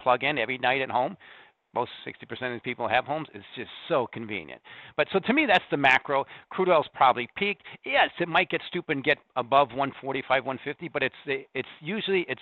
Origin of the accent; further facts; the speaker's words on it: Corn Belt, Midwest, United States; moved away; also born or lived in Lithuania; I'm from the Corn Belt. I own the farm